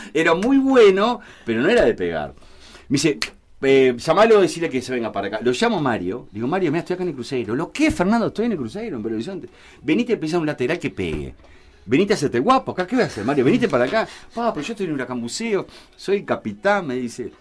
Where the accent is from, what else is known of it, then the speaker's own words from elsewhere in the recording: Montevideo, Uruguay; also born or lived in Malvín, Montevideo; de mi barrio, de, donde me crié, en Jacinto Vera